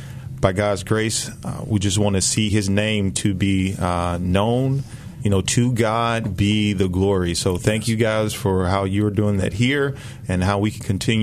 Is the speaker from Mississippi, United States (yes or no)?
yes; Southaven, Mississippi, United States; moved away as an adult; now in Memphis, United States; I grew up in South Haven, Mississippi, which is the Mid-South area. So about 30 minutes from where I stay now.